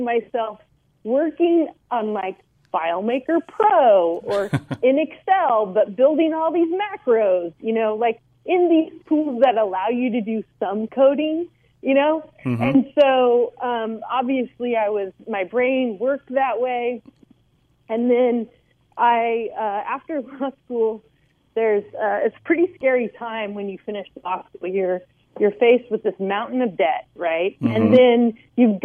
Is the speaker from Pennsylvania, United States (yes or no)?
no; San Luis Obispo, California, United States; moved away; also born or lived in Bay Area; move home to my hometown of San Luis Obispo